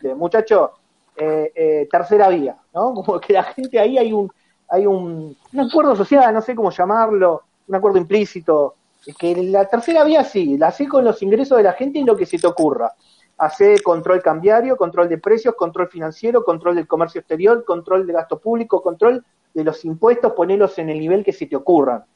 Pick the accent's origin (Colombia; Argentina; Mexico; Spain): Argentina; como argentino